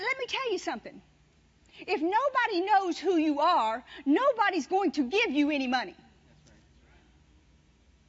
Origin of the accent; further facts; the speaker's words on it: Louisiana, United States; moved away; also born or lived in Carthage, Mississippi / Branson, Missouri; We've never even left Carthage, Mississippi, or I was from Louisiana, but once we moved there, we never went anywhere.